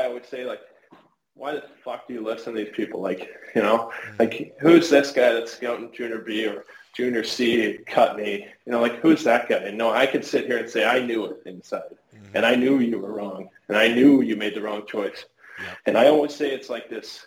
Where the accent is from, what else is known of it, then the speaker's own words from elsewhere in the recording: Canada; being Canadian too